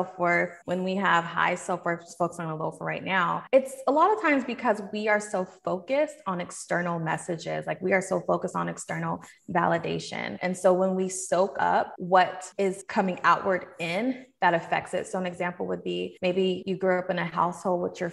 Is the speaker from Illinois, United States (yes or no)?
no; Seattle, Washington, United States; now in Atlanta, United States; I'm from Seattle. I grew up there and then I eventually moved to Atlanta